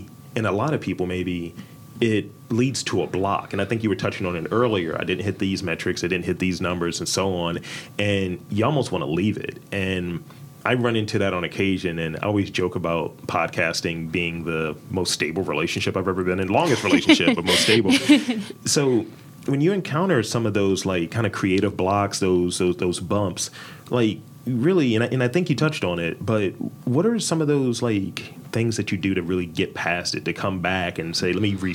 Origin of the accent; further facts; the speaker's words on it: Baltimore, Maryland, United States; I'm from Baltimore, and I'm a Baltimore guy